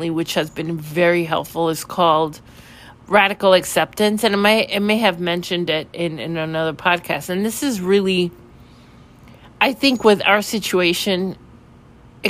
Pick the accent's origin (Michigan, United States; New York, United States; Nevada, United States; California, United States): New York, United States; New York City; now in Florida, United States; I'm originally from New York City